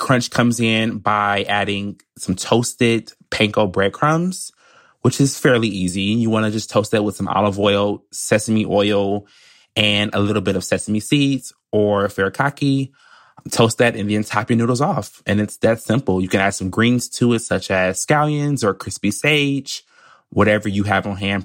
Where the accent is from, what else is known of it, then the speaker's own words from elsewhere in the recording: Michigan, United States; now in New York, United States; I'm from Michigan